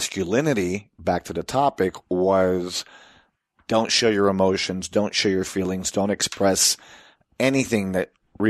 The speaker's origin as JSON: {"language": "English", "country": "Puerto Rico", "tie": "born or raised there", "said": "And, you know, we were also Americans growing up in Puerto Rico."}